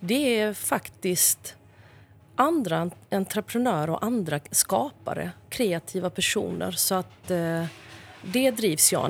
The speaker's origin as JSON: {"language": "Swedish", "town": "Växjö", "region": "Kronoberg County", "country": "Sweden", "tie": "born or raised there", "said": "i Kronobergs slottsruin i Växjö där jag är född"}